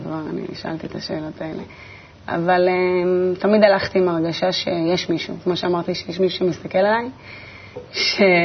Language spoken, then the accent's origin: Hebrew; Netanya, Central District, Israel; נולדתי בנתניה, ליד הים, אה, בבית מאוד ביתי חממה כזה.